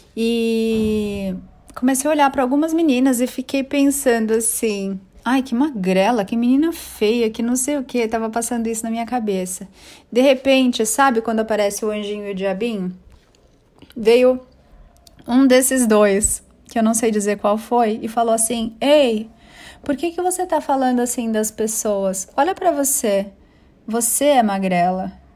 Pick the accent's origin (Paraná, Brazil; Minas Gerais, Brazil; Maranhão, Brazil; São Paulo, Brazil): São Paulo, Brazil; also born or lived in Bangu, Rio de Janeiro / São Bernardo do Campo; fui crescendo, vim para São Paulo. Vim morar primeiro em São Bernardo, depois em São Paulo e comecei a estudar num colégio, numa escola bem bacaninha, que foi onde eu estudei a vida inteira, desde o primário